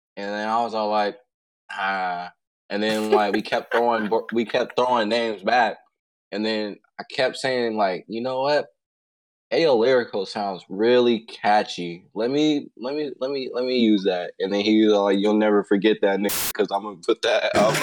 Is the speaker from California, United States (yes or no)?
yes; Pittsburg, California, United States; I'm from the Bay Area, Pittsburgh, California